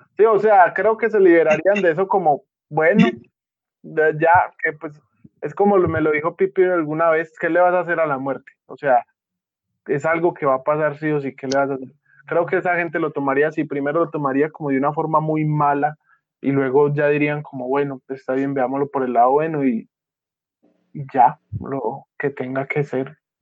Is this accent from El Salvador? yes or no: no; Antioquia, Colombia; mi departamento Antioquia